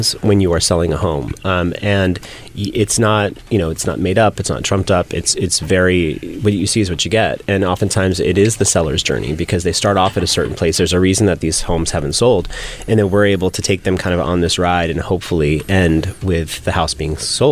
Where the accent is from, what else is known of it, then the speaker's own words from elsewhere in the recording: San Francisco, California, United States; I grew up in San Francisco in a very conservative Muslim